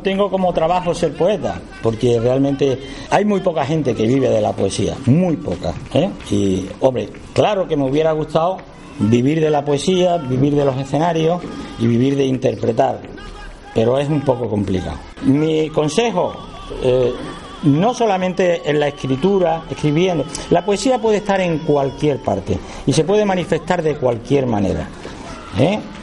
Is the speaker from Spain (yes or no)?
yes; Badajoz, Extremadura, Spain; accent: Extremaduran; yo nací aquí, en Badajoz, capital, a unos 100 metros de Puerta Palma